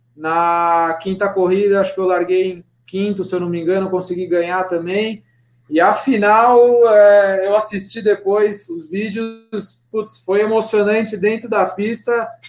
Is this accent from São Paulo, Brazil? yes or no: yes; Piracicaba, São Paulo, Brazil; also born or lived in Sorocaba; onde eu nasci também, Piracicaba